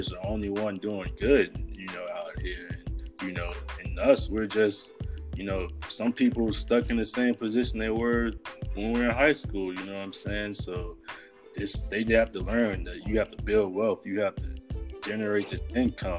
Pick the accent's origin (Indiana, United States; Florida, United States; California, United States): Florida, United States; Riviera Beach; I'm from Riviera Beach, Florida